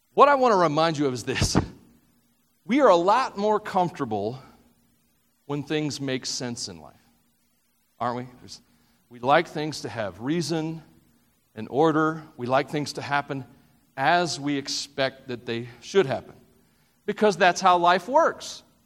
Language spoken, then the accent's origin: English; the South, United States; I'm from the South